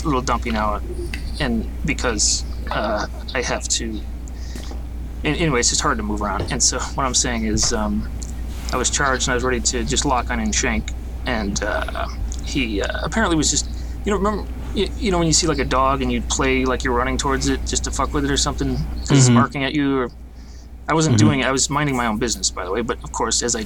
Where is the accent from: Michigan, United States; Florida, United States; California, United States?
Michigan, United States; Detroit; Detroit, inside the city by 7 Mile. Gratiot area.